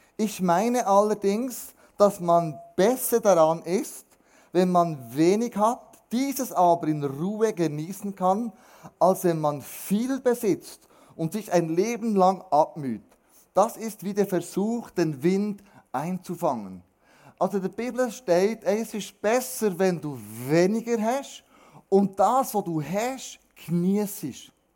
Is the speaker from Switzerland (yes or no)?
yes; Switzerland; wir Schweizer